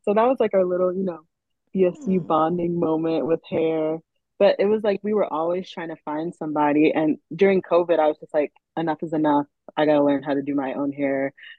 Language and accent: English; New York City, New York, United States; moved away as an adult; also born or lived in Rochester; I'm from New York City